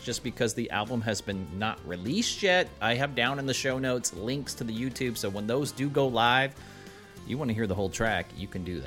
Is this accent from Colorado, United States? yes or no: no; Lincoln, Nebraska, United States; I'm a native Nebraskan. I mean, I'm fine with Nebraska and my hometown of Lincoln especially